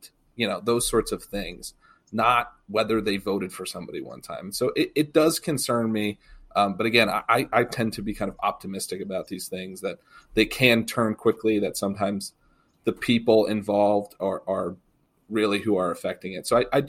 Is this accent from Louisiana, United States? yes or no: no; Massachusetts, United States; moved away as an adult; I did. I grew up in Massachusetts, but Kentucky has been my home really for my adult life. I graduated college and moved here and have been here. So it's really my second home.